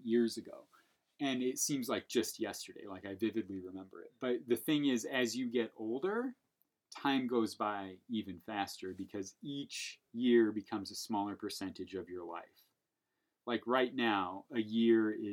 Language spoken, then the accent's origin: English; Portage, United States; We grew up in Portage